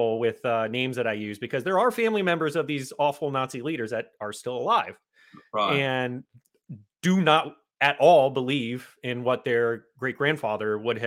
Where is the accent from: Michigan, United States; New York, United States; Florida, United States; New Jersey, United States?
Florida, United States; South; that's where I've been my whole life